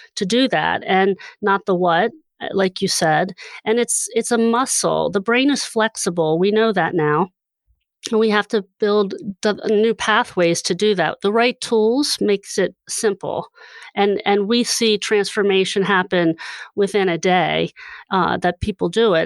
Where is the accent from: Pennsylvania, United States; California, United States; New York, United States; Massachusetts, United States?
Pennsylvania, United States; Hershey; I grew up in Hershey